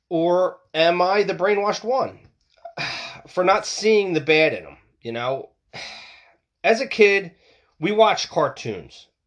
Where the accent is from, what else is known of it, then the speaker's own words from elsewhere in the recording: United States; we lack that as American people.